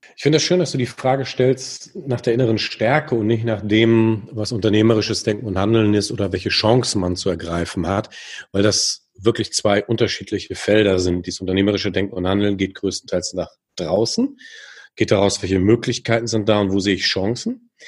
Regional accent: Germany; als Deutsche

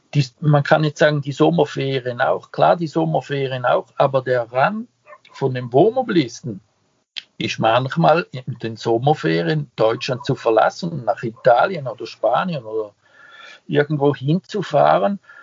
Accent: Switzerland; moved away; ich nenne mich ja Ausländer, ich bin ja ein Schweizer

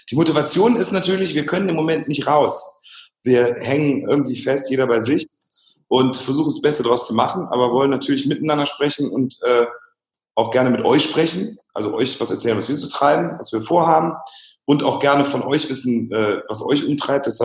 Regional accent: Heinsberg, North Rhine-Westphalia, Germany; Ich komme aus Heinsberg.

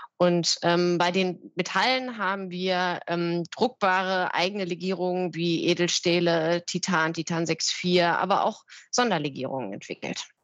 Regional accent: Berlin, Germany; also born or lived in North Rhine-Westphalia; bin deswegen ähm, in meine Heimat Berlin zurückgekehrt

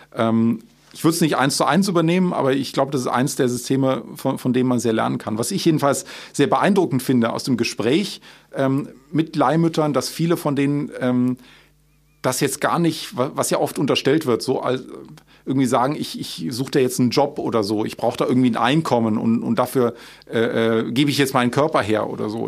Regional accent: Aachen, North Rhine-Westphalia, Germany; Ich war damals als Schüler selbst aktiv ähm, bei Schlau NRW, ähm, also ein Schulaufklärungsnetzwerk, damals bei uns in Aachen

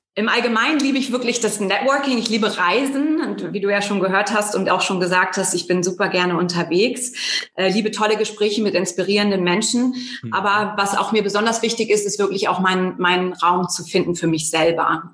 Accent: Bremen, Germany; moved away as an adult; also born or lived in near Hamburg / United States / Netherlands / Denmark; now in Munich, Germany; ich bin eigentlich in Norddeutschland geboren, in der Nähe von, also, in der Nähe von Hamburg, ähm, bin dann aber auch in der Nähe von Bremen groß geworden

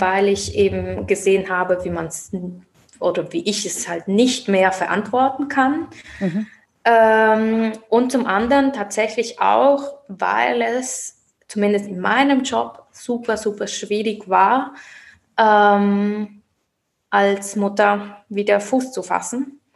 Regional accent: Basel, Basel-Stadt, Switzerland; moved away as an adult; now in Mainz, Germany; ich selbst bin Schweizerin aus Basel

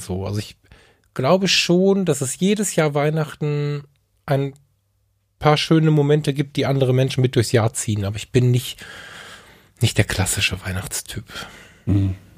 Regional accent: Ratingen, North Rhine-Westphalia, Germany; Ich bin in Rating geboren.

